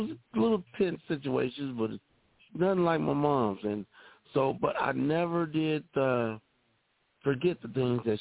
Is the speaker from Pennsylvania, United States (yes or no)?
no; Texas, United States; growing up in the South and in Texas